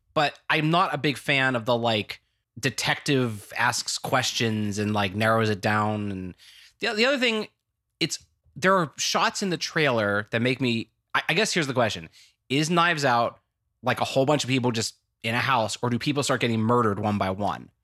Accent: United States; talked in that accent the whole time, and everyone knew I was American.

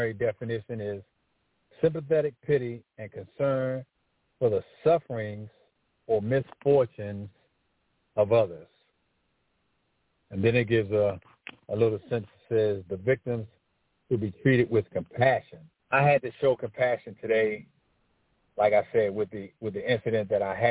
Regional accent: Washington, District of Columbia, United States; I grew up in Northwest Washington, D.C. My area was called LeDroit Park

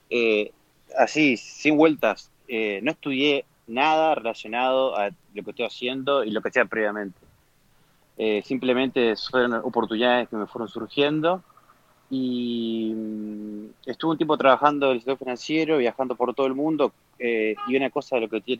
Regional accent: Uruguay; moved away; Uruguay me fui en el 2014, me fui de Uruguay.

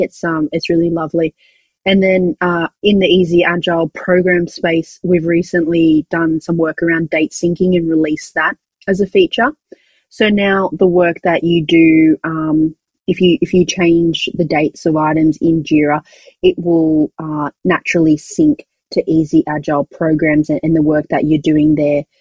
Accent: Australia; accent: Australian; we're an Australian company, if you didn't recognize where my accent is from.

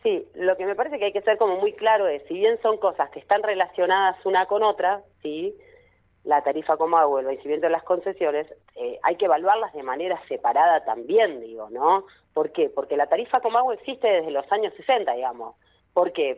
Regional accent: Neuquén, Argentina; yo soy requete contra Neuquina, soy recontra la más neuquina de todas

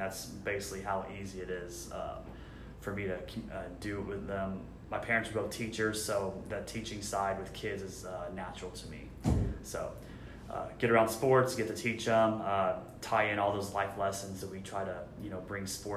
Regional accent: San Antonio, Texas, United States; I'm from San Antonio

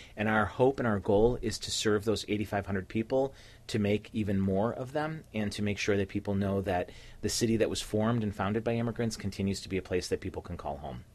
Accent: Cleveland, Ohio, United States; I was uh, born and raised a couple blocks away from here. I was born in the St. Clair Superior community

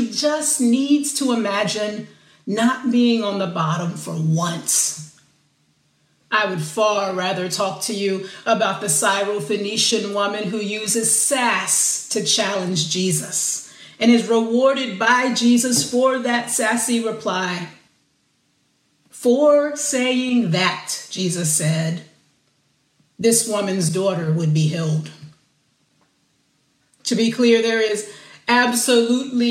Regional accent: the South, United States; as a little girl growing up in the South, I was taught to be a good girl

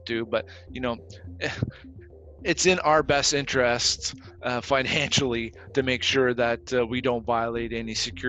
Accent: Toronto, Ontario, Canada; as a young guy growing up in Toronto

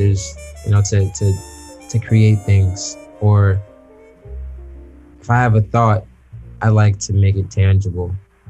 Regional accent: New York, United States; born there; also born or lived in Chicago; When I'm in New York or in the States, I'm from Chicago. But when I'm abroad, I'm from New York. I was born in New York. I'm kind of from all over. I lived in 5 states.

